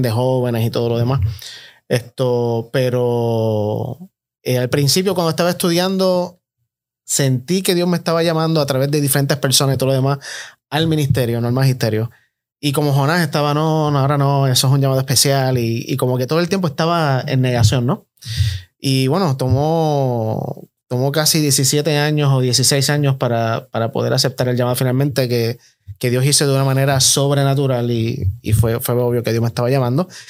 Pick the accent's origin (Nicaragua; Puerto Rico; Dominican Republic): Puerto Rico; Bayamón; el acento me delata, obviamente. Soy eh, puertorriqueño, nacido en Bayamón